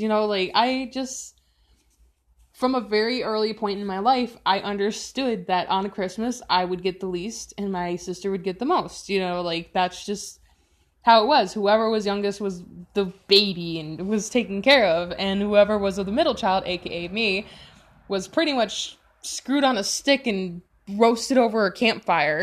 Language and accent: English; Chicago, Illinois, United States; I'm from Chicago, Chi Town forever